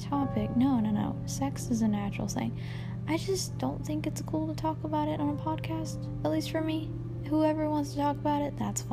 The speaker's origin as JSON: {"language": "English", "region": "Georgia", "country": "United States", "tie": "born or raised there", "moved": "yes", "lives_now": "Kentucky, United States", "said": "I grew up in Georgia. And I am 25 years old. Female. I live here now. In Kentucky."}